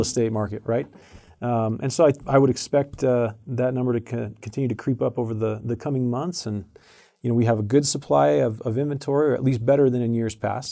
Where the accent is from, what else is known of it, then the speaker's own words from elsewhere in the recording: Arizona, United States; moved away; I grew up in Arizona